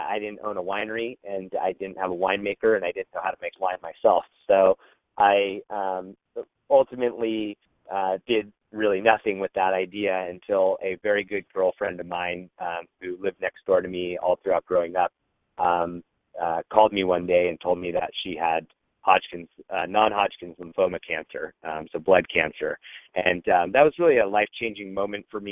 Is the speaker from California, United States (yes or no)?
yes; Fremont, California, United States; I grew up in the Bay Area in Fremont, California